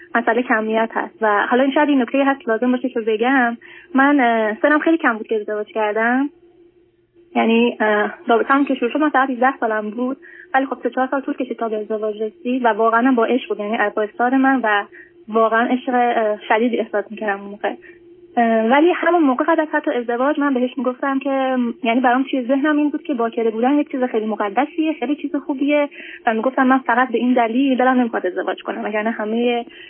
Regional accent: Iran; moved away as an adult; now in United States; ما موقعی که ایران بودیم

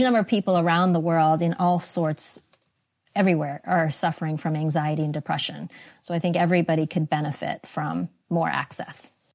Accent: East Coast, United States; moved away as an adult; also born or lived in Singapore; now in California, United States; I grew up on the East Coast

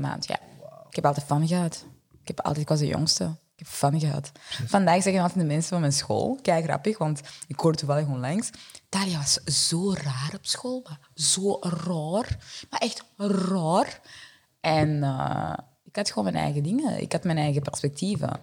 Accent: Vilvoorde, Flanders, Belgium; accent: French; Dutch is a second language; moved away as an adult; also born or lived in Burundi; now in Antwerp, Belgium; ik ben opgegroeid in Vilvoorde.

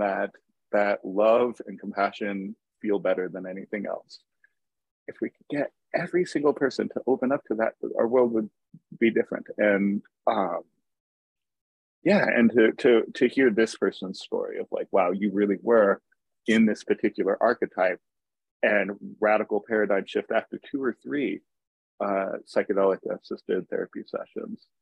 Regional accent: United States; moved away as an adult; also born or lived in Tacoma, Washington; now in Seattle, United States; I grew up in uh, the desert, actually, in the Mojave Desert

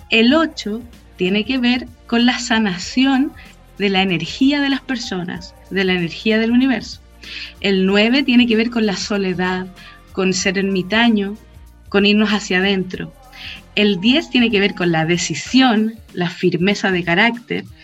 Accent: Chile; porque hace un cambio respecto a nuestra necesidad como chilenos de ser firmes.

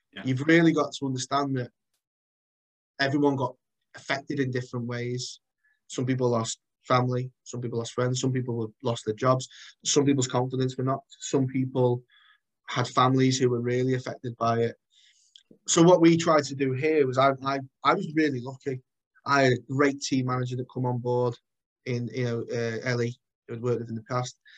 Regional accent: Chester, North West England, United Kingdom; I'm from, I'm born and bred in Chester.

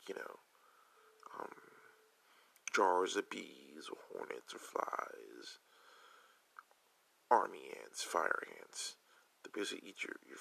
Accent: Newark, New Jersey, United States; I'm from Newark

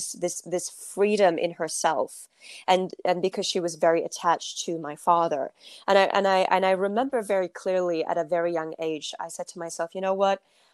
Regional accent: Turkey; I come from, I'm from Turkey, so I come from a culture that that really is a story of, you know, women are supposed to be at home

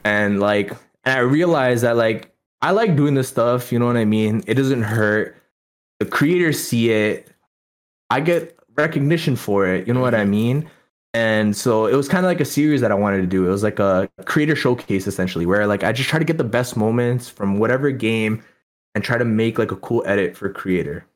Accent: Toronto, Ontario, Canada; also born or lived in India; I grew up in Toronto

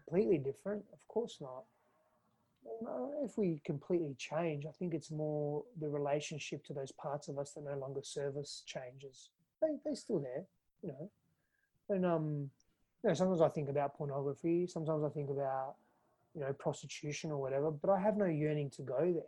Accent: Fremantle, Western Australia, Australia; moved away as an adult; also born or lived in California; now in Austin, United States; I was born in East Fremantle. Woodside Hospital, and I was I grew up in Fremantle and Spearwood

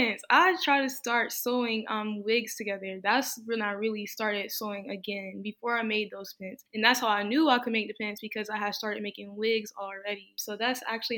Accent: North Carolina, United States; I'm from North Carolina

